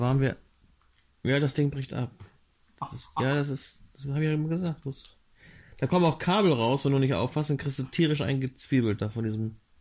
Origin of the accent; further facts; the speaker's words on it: Northern Germany, Germany; Ich bin hier im Norden aufgewachsen